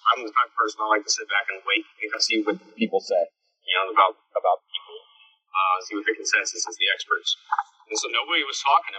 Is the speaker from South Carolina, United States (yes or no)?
no; Tennessee, United States; I live in Tennessee. It's been, that's my hometown, home state, whatever you want to call it.